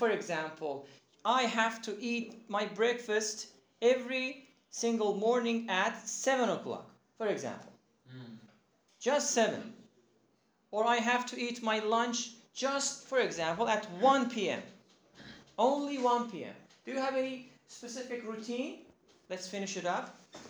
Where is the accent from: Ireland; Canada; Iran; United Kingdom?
Iran; I'm from Iran. Iranian